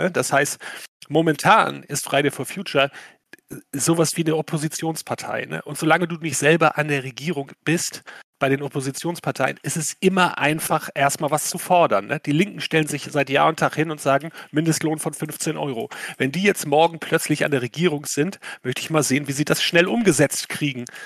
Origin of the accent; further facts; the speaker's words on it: Schleswig-Holstein, Germany; Ich komme aus Schleswig-Holstein, da gibt es eh mehr Windräder als Menschen.